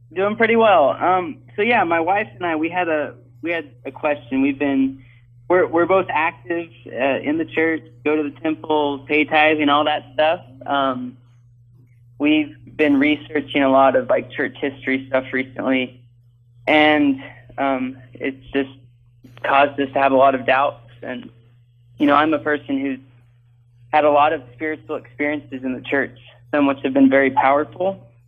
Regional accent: the South, United States; growing up in the South in the Bible Belt

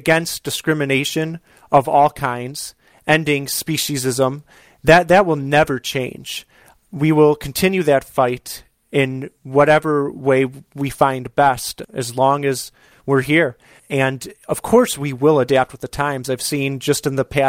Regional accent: Chicago, Illinois, United States; here in my hometown of Chicago

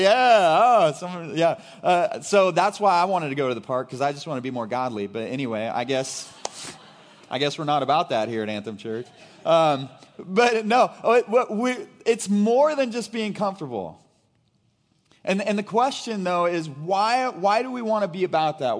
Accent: Brashear, Missouri, United States; I grew up in Brashear, Missouri

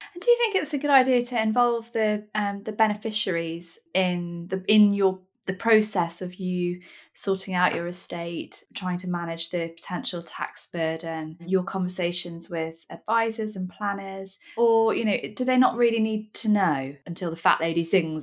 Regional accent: Nottingham, East Midlands, United Kingdom; I'm from Nottingham, which is a very blunt, slightly northern place

